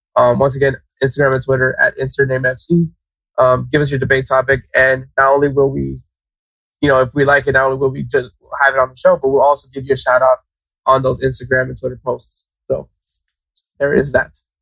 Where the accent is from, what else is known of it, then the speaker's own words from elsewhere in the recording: United States; as an American, as a USA fan